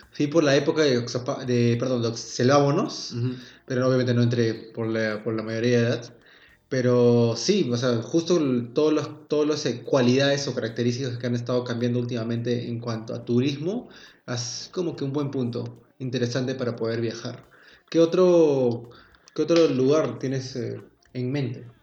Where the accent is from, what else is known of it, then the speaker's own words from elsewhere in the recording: Peru; yo como típico, peruano